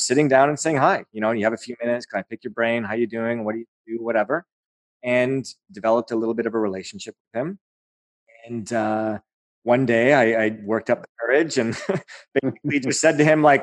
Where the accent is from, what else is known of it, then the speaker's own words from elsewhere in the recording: Aurora, Ontario, Canada; That's my hometown